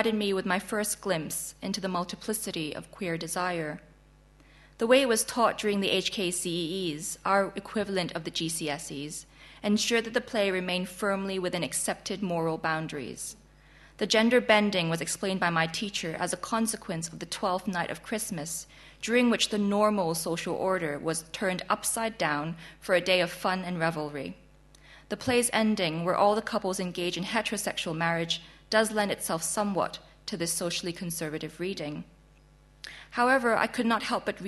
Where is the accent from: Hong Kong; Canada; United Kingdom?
Hong Kong; first language Chinese; English is a second language; moved away; I have written elsewhere about growing up in Hong Kong